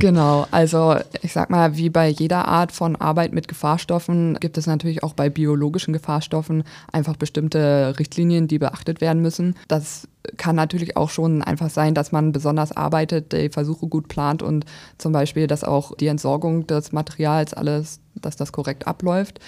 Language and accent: German; Braunschweig, Lower Saxony, Germany; Also ich bin ursprünglich auch in Braunschweig geboren, dann eher auf dem Land aufgewachsen, aber zum Studium dann wieder zurückgekommen